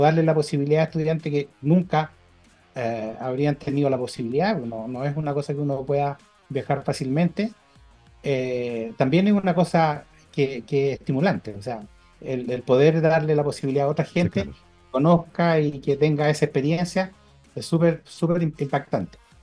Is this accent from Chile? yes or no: yes; Chile